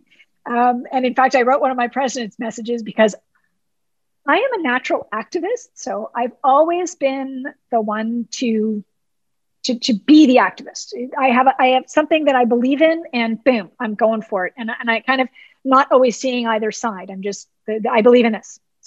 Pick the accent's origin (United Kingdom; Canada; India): Canada; being Canadian